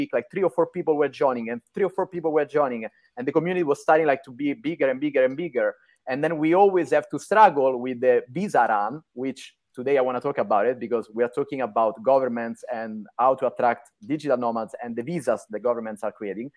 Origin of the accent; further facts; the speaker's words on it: Rome, Lazio, Italy; moved away as an adult; also born or lived in New York; I'm Italian, born and raised in Rome